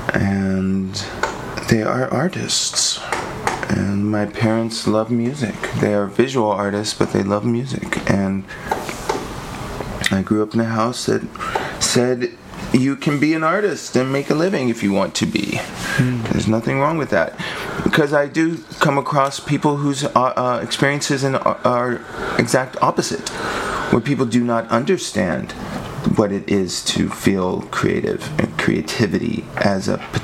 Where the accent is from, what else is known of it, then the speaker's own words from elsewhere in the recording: Lubbock, Texas, United States; I grew up in Lubbock, Texas.